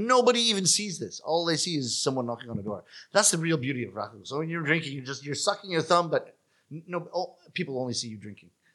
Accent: Toronto, Ontario, Canada; first language English; moved away; also born or lived in Japan; my hometown of Toronto

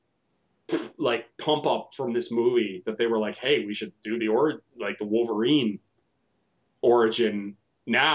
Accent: Canada; we're all Canadian here

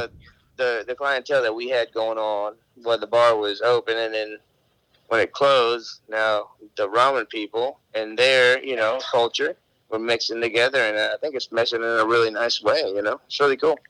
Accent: Cartagena, Bolívar, Colombia; moved away; I was raised in Cartagena, which is on the coast

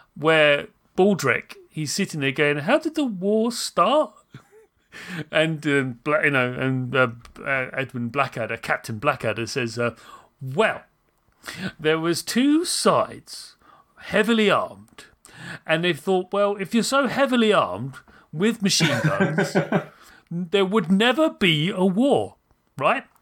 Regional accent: United Kingdom; I am British

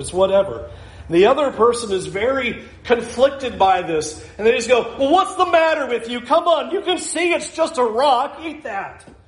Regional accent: Southern California, United States; moved away; I came from Southern California.

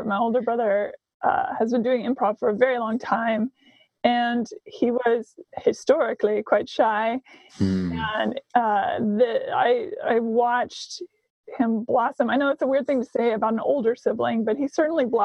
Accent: Seattle, Washington, United States; moved away as an adult; also born or lived in Nashville, Tennessee / Hollywood; I hail originally from Seattle, spent 13 years in Nashville, Tennessee as a professional songwriter

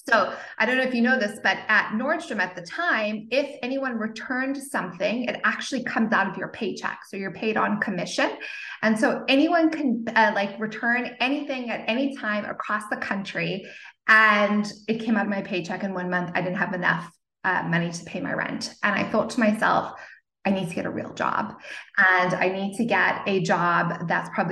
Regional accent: Zimbabwe; also born or lived in Cape Town, South Africa / Portland, Oregon; now in California, United States; if you can hear a little bit of an accent, it's because I was born in Zimbabwe and I went to school in Cape Town, South Africa

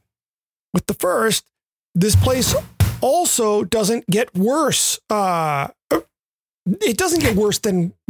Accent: Memphis, Tennessee, United States; moved away; also born or lived in Western Massachusetts / Southern California; Growing up in Memphis

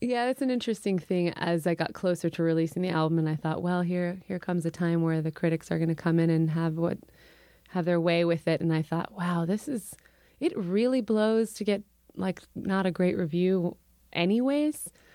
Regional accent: Urbana, Illinois, United States; moved away; also born or lived in Champaign, Illinois / Chicago, Illinois; I was born in Champaign. I grew up in Urbana

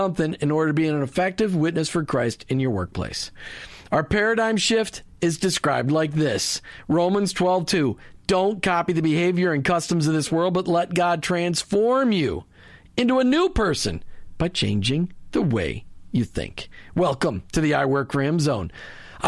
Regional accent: Minnesota, United States; I grew up in Minnesota

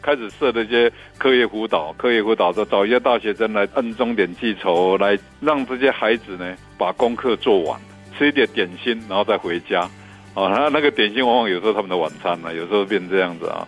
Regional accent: Hualien, Hualien County, Taiwan; also born or lived in Taipei; now in Taitung, Taiwan; 因为我在花莲门路院 旁边那个小姨尊长大

